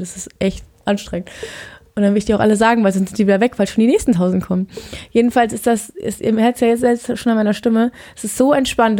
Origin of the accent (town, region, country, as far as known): Germany; moved away; also born or lived in Norway